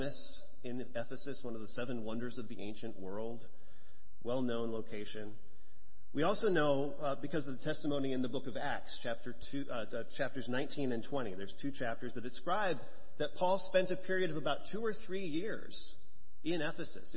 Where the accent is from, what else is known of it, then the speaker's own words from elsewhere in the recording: Minneapolis, Minnesota, United States; also born or lived in Chicago area; I'm a native of Minnesota. I grew up in the Twin Cities